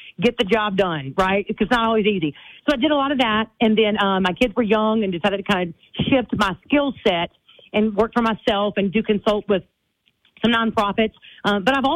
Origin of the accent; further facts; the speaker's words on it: Leesville, Louisiana, United States; moved away as an adult; now in Baton Rouge, United States; I'm born and raised in Leesville, Louisiana, in central Louisiana. Vernon Parish is where I grew up.